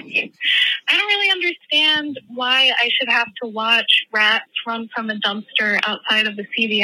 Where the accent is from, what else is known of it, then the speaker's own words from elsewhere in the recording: Philadelphia, Pennsylvania, United States; I'm actually from Philly.